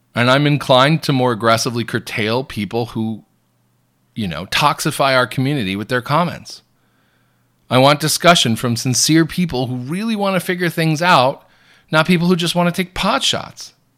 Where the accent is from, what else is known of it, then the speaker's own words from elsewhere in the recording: United States; I'm an American Catholic blogger and news commentator.